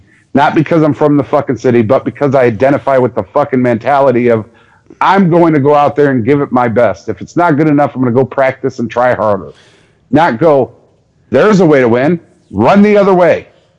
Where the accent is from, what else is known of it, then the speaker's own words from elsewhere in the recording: Detroit, Michigan, United States; moved away; They were my team because I was from Detroit.